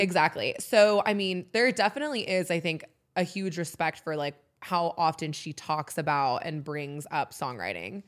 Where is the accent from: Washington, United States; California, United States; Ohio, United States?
California, United States; San Diego; moved away as an adult; also born or lived in Oxford, Mississippi; now in Nashville, United States; I had an amazing life growing up in San Diego